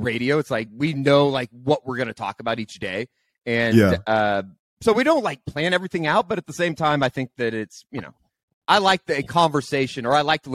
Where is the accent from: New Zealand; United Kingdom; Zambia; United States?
United States; Oklahoma City, Oklahoma; I grew up in Oklahoma City, you know, family, season ticket holders for Oklahoma football games.